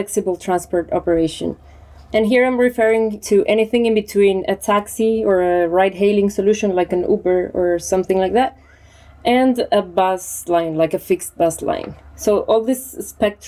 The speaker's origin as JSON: {"language": "English", "country": "Colombia", "moved": "as an adult", "lives_now": "Barcelona, Spain", "said": "I'm originally from Colombia, but I live in Barcelona 6 years ago."}